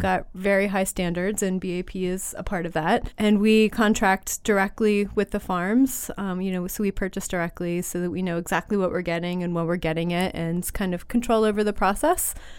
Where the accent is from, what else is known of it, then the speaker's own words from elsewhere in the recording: Western Pennsylvania, United States; I grew up in Western Pennsylvania.